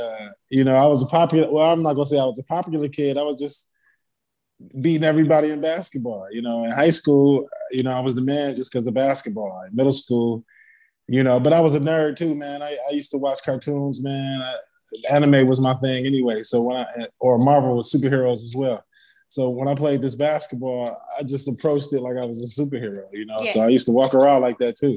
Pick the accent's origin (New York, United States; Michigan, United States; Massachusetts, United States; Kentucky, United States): Michigan, United States; Grand Rapids; I'm originally from Michigan, Grand Rapids, Michigan. I'm considered a hometown hero out there